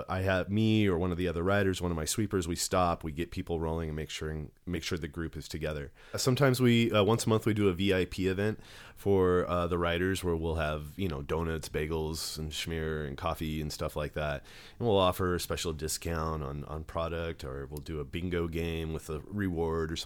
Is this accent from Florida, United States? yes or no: no; Stockton, California, United States; also born or lived in Lubbock, Texas; my family moved out here when I was just about one. So I've been here pretty much all my life